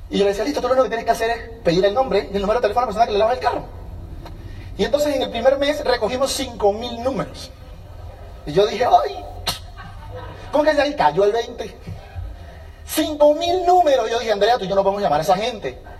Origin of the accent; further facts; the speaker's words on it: Venezuela; now in United States; Hola colombiano. Ah, sí, yo soy venezolano, somos vecinos, ¿cómo estás?